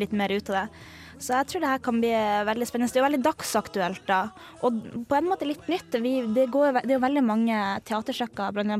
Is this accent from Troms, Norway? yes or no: yes; Harstad, Troms, Norway; now in Trondheim, Norway; min hjemby Harstad